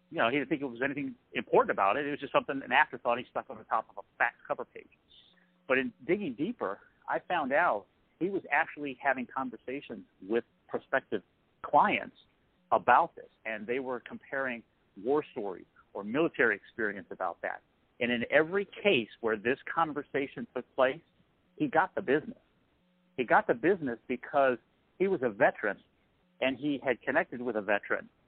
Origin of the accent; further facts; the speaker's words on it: Massachusetts, United States; I'm from Massachusetts, and just that one little thing was the trust trigger.